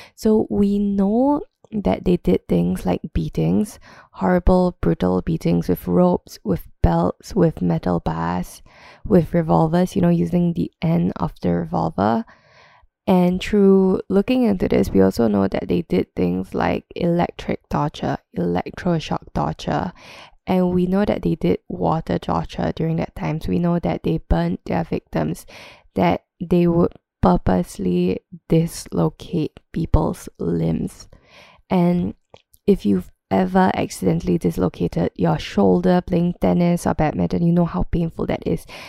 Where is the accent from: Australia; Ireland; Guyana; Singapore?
Singapore; growing up in Singapore